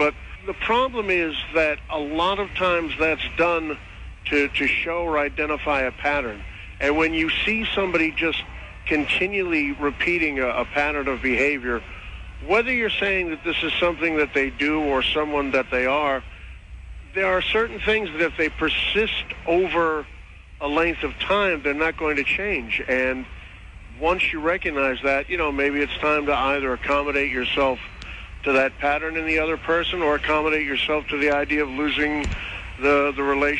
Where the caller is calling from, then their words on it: New Jersey, United States